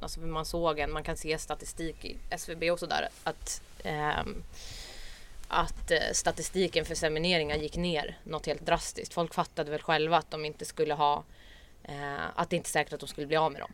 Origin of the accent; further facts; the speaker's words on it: Stockholm, Stockholm County, Sweden; jag är från Stockholm. Eh, uppvuxen i förorten